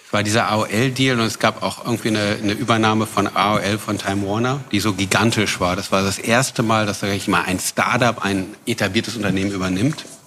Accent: Braunschweig, Lower Saxony, Germany; moved away as an adult; also born or lived in New York; Nein, ich bin aus Braunschweig. Also auch unser, äh, meine Familie und unser Familienunternehmen ist ein altes Braunschweiger Familie sind wir

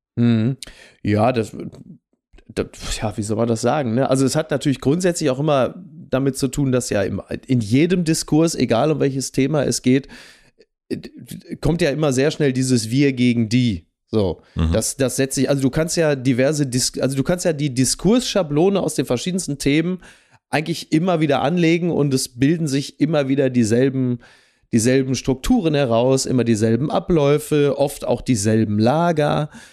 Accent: Ruhr area, North Rhine-Westphalia, Germany; bei uns im Ruhrgebiet

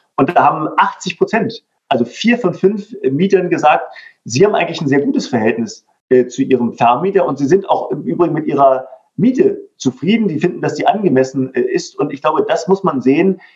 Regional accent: Berlin, Germany; meiner Heimatstadt Berlin

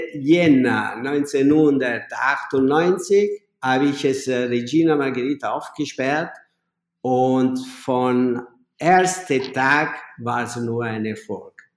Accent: Naples, Campania, Italy; German is a second language; moved away as an adult; now in Vienna, Austria; ich komme aus Napoli

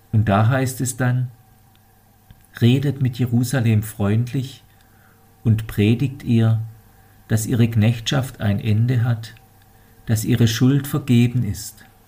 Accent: Germany; bei uns in Deutschland

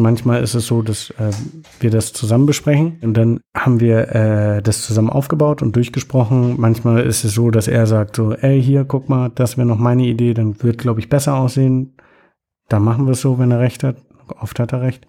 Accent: Germany; moved away; ich komme aus Deutschland

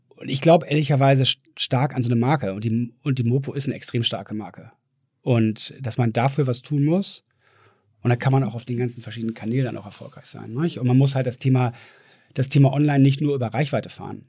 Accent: Düsseldorf, North Rhine-Westphalia, Germany; now in Hamburg, Germany; bin eigentlich schon fast mehr Hamburger als Düsseldorfer. Obwohl ich Düsseldorfer, habe ich gerade halt gestern noch mit Freunden darüber gesprochen, ist irgendwie, bleibt im Herzen

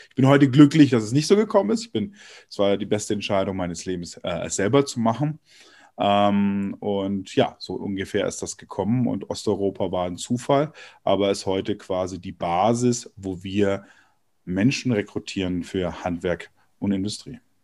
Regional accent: Germany; bei uns in Deutschland

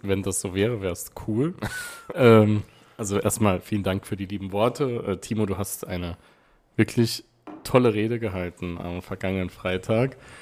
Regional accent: Wiebelskirchen, Saarland, Germany; aus Wiebelskirchen, natürlich, aus meinem Heimatort

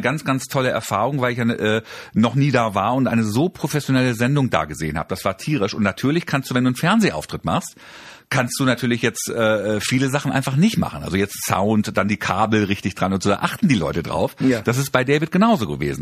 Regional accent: Germany; meine Eltern sind türkisch, ich bin in Deutschland geboren

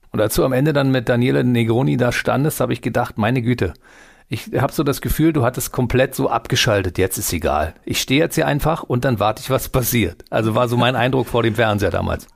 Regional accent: Berlin, Germany; ich bin in Berlin geboren in Deutschland

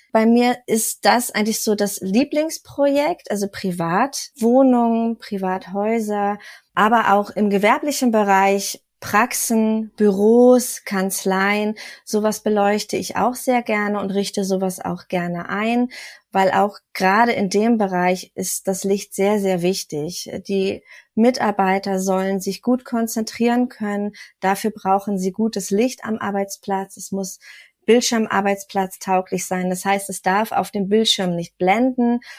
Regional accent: Kiel, Schleswig-Holstein, Germany; moved away; also born or lived in Berlin; Und ich bin ganz hoch vom Norden aus Kiel dann hier nach Sachsen gezogen.

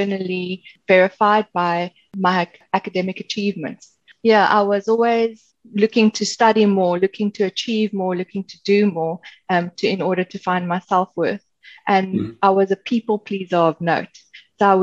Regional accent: Cape Town, Western Cape, South Africa; moved away as an adult; now in Ireland; I was born and raised in Cape Town, South Africa

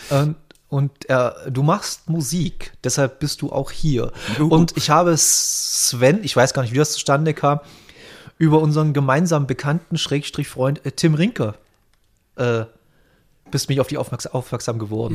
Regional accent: Bautzen, Saxony, Germany; Ich komme ja aus Bautzen, falls ihr das was sagt, in der Nähe von Dresden.

